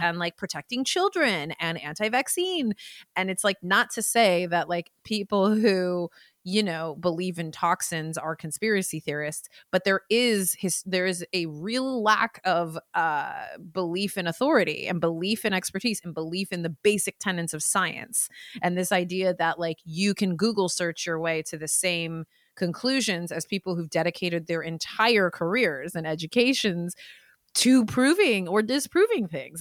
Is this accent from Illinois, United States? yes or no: no; the Bay Area, California, United States; I'm from the Bay